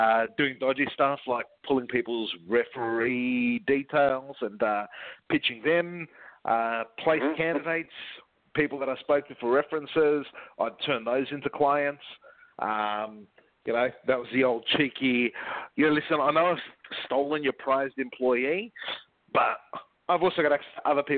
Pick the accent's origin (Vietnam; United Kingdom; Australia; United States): Australia; I was an Aussie recruiter